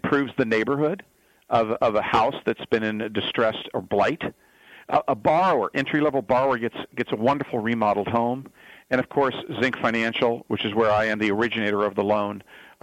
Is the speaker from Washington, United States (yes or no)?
no; Fresno, Southern California, United States; born and raised in Southern California, moved to Fresno, California, right here in the heart of the Central Valley, back quite some time ago, and finished high school there